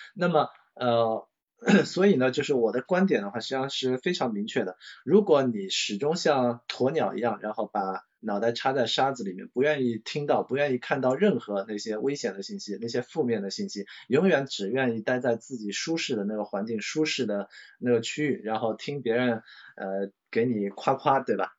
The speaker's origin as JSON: {"language": "Chinese", "country": "China", "said": "我们中国人那个形容这这种类型的人的话，在全国各地的话都有不同的那些那个话语"}